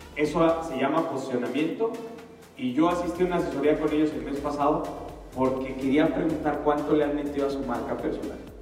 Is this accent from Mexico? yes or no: yes; Atlacomulco, State of Mexico, Mexico; yo soy de Atacomulco. tú estás en una ciudad y yo estoy en un pueblito